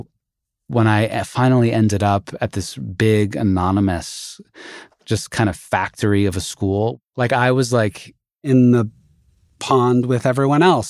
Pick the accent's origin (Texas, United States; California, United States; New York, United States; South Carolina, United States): California, United States; Santa Monica; also born or lived in Indiana; I came back to Santa Monica